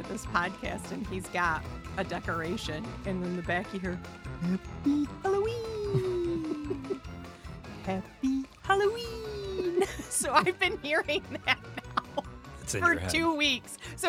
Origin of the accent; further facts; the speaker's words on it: Ireland; I'm Irish, so I'm going to do the Irish pronunciation.